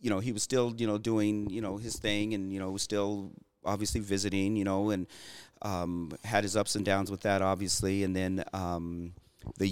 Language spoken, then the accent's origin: English; Florence, Arizona, United States; Eddie Martinez is a guy that I grew up with here in Florence